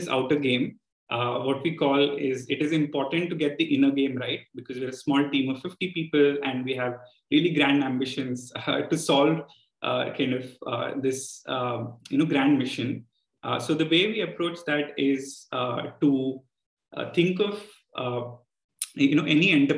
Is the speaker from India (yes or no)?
yes; Andhra Pradesh, India; my home state as well, Andhra Pradesh